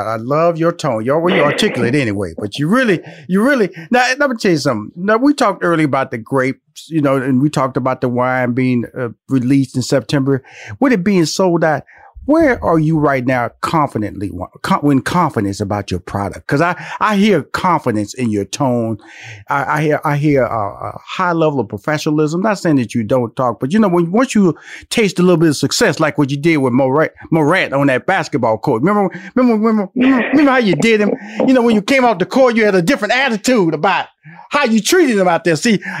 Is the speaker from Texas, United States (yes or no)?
yes; Houston, Texas, United States; Now, I'm just a country boy. I'm born and raised in Houston, Texas. Okay, everything grows well in the South where it's warm.